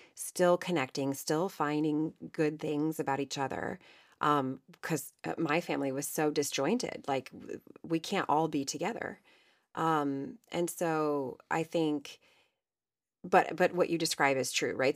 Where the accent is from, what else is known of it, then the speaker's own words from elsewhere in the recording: Ohio, United States; I was raised in Ohio